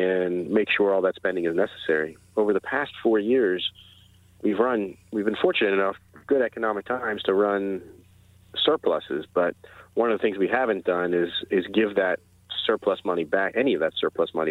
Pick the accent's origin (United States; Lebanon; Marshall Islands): United States; Frederick, Maryland; I grew up here in Frederick County, and I was born at FMH